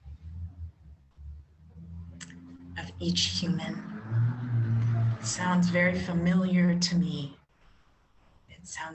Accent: San Francisco, California, United States; I grew up in Catholic community, actually here in San Francisco

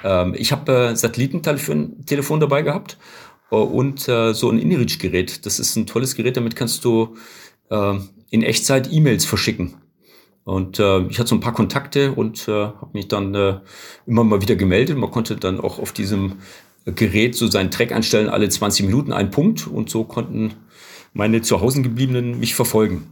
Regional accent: Southern Germany, Germany; wir kommen aus Süddeutschland

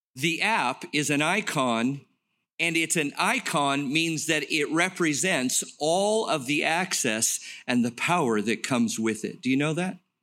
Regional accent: Los Angeles, California, United States; I grew up in Los Angeles, played drums in the marching band

